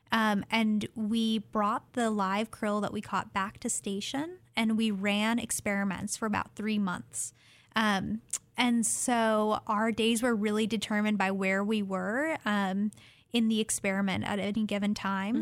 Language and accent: English; Fairbanks, Alaska, United States; now in Oregon, United States; I'm originally from Fairbanks, Alaska, and very happy to be living in Oregon now